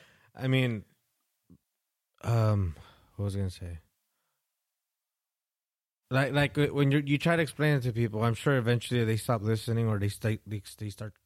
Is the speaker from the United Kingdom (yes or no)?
no; Salinas, California, United States; I told him I was from Salinas